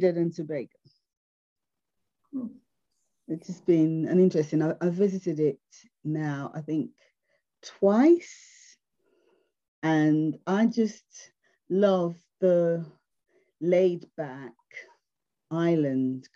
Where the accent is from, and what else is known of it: Nigeria; born or raised there; also born or lived in England